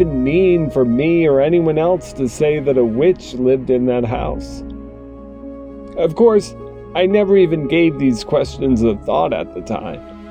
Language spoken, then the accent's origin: English; Claremont, New Hampshire, United States; When I was a young child growing up in Claremont, New Hampshire